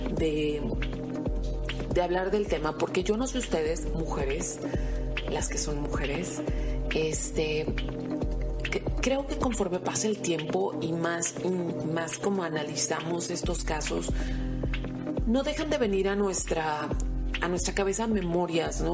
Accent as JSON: {"language": "Spanish", "town": "Mexicali", "region": "Baja California", "country": "Mexico", "said": "no soy una mexicana muy especial"}